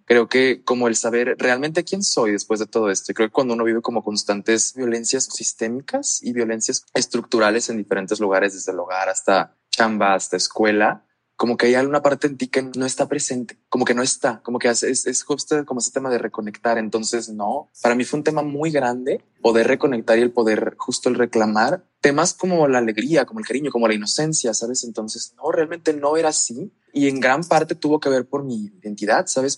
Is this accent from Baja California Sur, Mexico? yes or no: yes; La Paz, Baja California Sur, Mexico; now in León, Mexico; yo crecí en La Paz, en la Baja